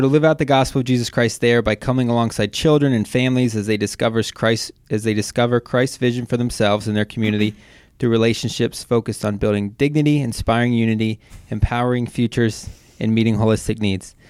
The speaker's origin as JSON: {"language": "English", "town": "Wadsworth", "region": "Ohio", "country": "United States", "also_born_or_lived": "Westerville, Ohio", "said": "I lived most of my life in Wadsworth"}